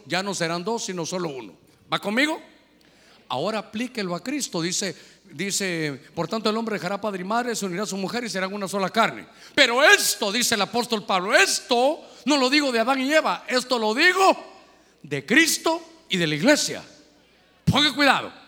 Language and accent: Spanish; Honduras; cuántos somos de Honduras